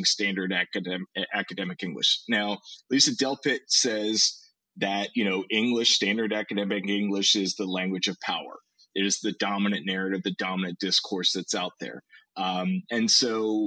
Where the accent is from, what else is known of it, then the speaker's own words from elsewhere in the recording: United States; I was born in the United States, educated in the United States